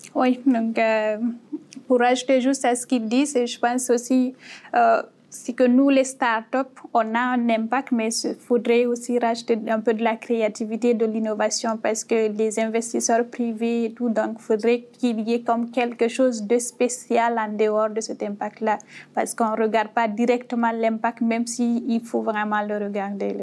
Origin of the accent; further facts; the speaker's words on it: Guinea; moved away as an adult; also born or lived in Morocco; now in Canada; je viens de la guinée qu'on a créée en Afrique de l'Ouest